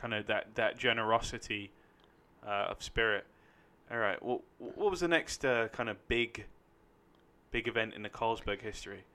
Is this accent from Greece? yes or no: no; London, United Kingdom; now in Los Angeles, United States; I'm from London, United Kingdom